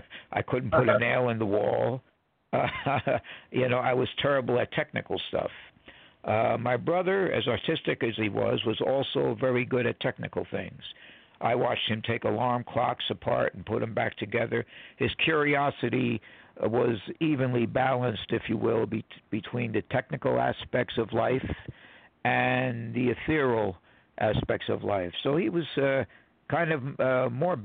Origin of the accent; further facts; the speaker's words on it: Newark, New Jersey, United States; we grew up in Newark, New Jersey.